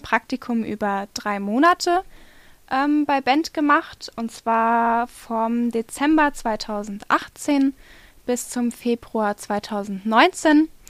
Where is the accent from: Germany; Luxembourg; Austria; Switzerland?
Germany; Hesse; die Amina und ich, wir kommen aus Hessen